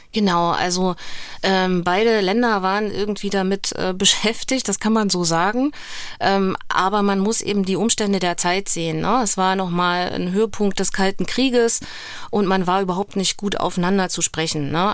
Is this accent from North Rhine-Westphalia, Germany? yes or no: no; the Harz in Thuringia, Germany; Ich komme aus dem Harz in Thüringen, aber ich habe tatsächlich auch in der Nähe der Grenze gewohnt, also direkt am Sperrgebiet